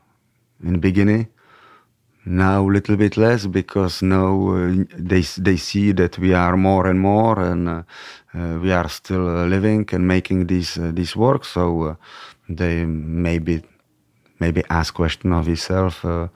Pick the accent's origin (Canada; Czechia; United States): Czechia; English is a second language; now in France; because they didn't know from which galaxy it's the Czech Republic. So it was easier. Yeah. If I was Parisian from Paris, it would be much more difficult, I think.